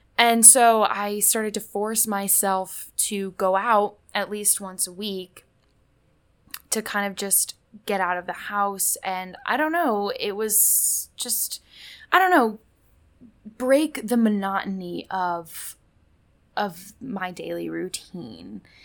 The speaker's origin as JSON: {"language": "English", "town": "Indianapolis", "region": "Indiana", "country": "United States", "moved": "yes", "said": "I'm from Indianapolis"}